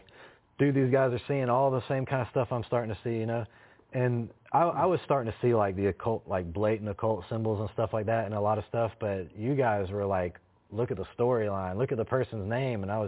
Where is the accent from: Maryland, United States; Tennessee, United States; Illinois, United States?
Tennessee, United States; Chattanooga; I'm from Chattanooga